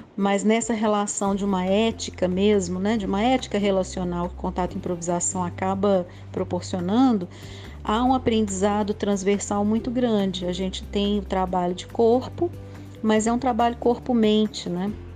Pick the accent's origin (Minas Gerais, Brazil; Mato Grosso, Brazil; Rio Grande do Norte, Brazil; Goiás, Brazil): Minas Gerais, Brazil; Belo Horizonte; eu sou de Belo Horizonte